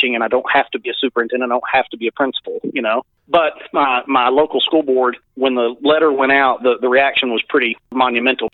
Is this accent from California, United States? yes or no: no; Texas, United States; I had gone back to my hometown as superintendent.